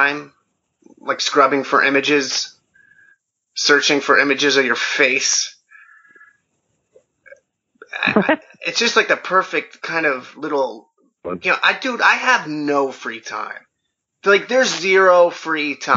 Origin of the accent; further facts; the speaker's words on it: New Jersey, United States; I grew up in New Jersey